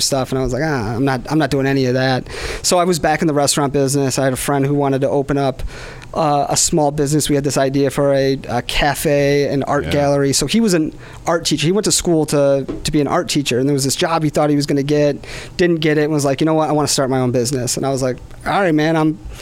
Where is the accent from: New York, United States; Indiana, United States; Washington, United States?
New York, United States; Webster; I grew up in Webster, New York